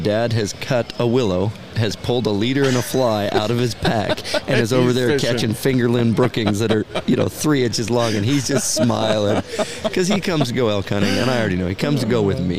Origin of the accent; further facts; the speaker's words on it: Pacific Northwest, United States; we grew up here in the Pacific Northwest steelhead fishing